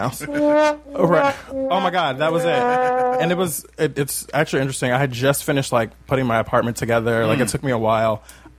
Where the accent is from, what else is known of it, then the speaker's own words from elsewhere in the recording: Bay Area, California, United States; now in Los Angeles, United States; I'm from the Bay Area